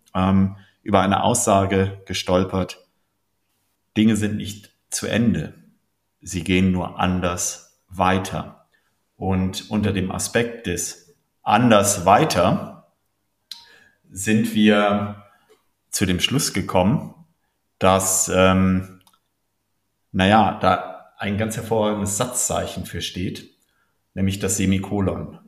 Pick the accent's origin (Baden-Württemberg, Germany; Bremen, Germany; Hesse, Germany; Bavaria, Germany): Bremen, Germany; moved away; also born or lived in Munich / United States; Ich bin gebürtig aus Bremen, war viele Jahre äh, in München lebend äh, und in den USA